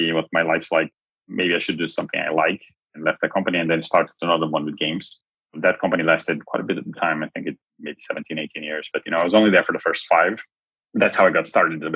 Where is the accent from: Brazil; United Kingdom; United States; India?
Brazil; moved away as an adult; also born or lived in Helsinki, Finland; now in Lisbon, Portugal; I'm from Brazil originally